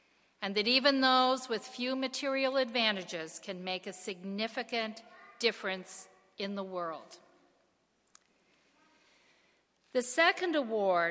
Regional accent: Canada; now in United States; as a Canadian

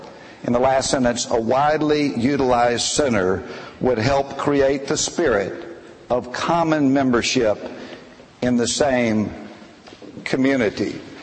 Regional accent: the South, United States; moved away as an adult; I came from the South. None of my brothers or sisters were from here.

